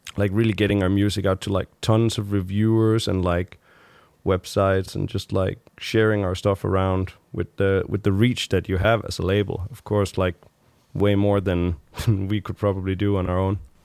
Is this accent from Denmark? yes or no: yes; Frederikshavn, North Denmark Region, Denmark; moved away; I grew up there for, like, the first, uh, many years of my life